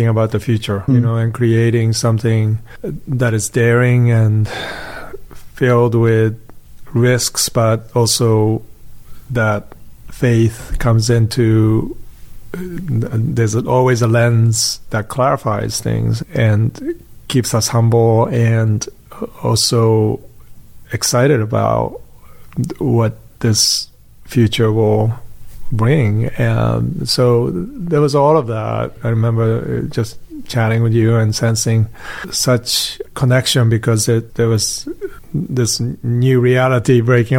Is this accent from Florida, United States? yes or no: no; New Jersey, United States; growing up in Japanese-speaking household that was in New Jersey